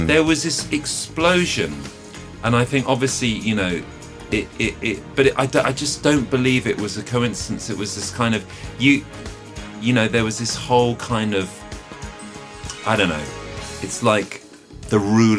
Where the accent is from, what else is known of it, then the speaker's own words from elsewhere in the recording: southern England, United Kingdom; I was born in southern England, but I'm a mongrel, you know, so I never felt kind of British or English. I've got Irish, I've got Jewish, you know, Austro-Hungarian Jewish, I've got American, whatever American is, all this stuff